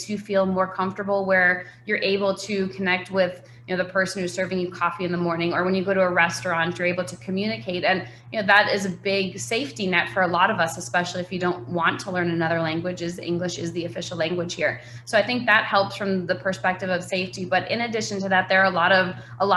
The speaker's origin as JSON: {"language": "English", "region": "New York", "country": "United States", "tie": "born or raised there", "moved": "as an adult", "said": "I grew up in New York and grew up skiing"}